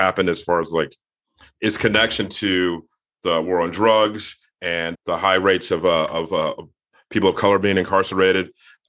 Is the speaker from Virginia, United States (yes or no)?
yes; Virginia, United States; I'm from near where Len Bias is from. He's from PG County. I'm from Virginia, from the other end of the state.